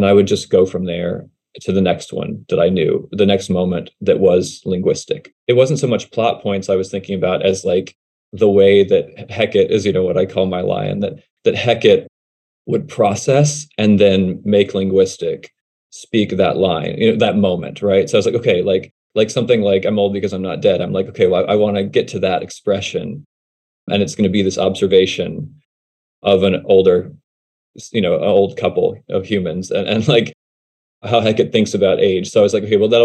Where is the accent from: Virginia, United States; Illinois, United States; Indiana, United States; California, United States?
Virginia, United States; Charlottesville; moved away as an adult; also born or lived in Los Angeles; my hometown of Charlottesville, Virginia, which is that's where I grew up